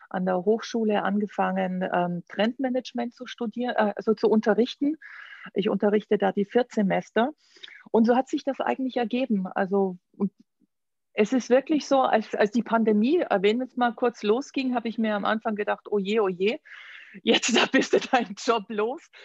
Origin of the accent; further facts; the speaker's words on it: Augsburg, Bavaria, Germany; born there; moved away as an adult; also born or lived in Düsseldorf / New York / Florence; Du, ich bin in Augsburg geboren Oh. Und äh, bin aber relativ früh geflüchtet